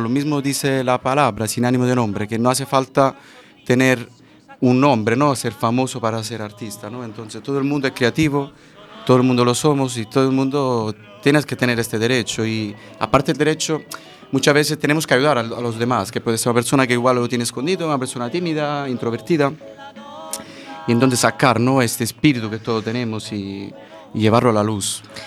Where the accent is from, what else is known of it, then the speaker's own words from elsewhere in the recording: province of Caserta, Naples region, Campania, Italy; Spanish is a second language; moved away as an adult; also born or lived in Central America / Madrid; en la provincia de Caserta, la región de Nápoles, la tierra de la mozzarella.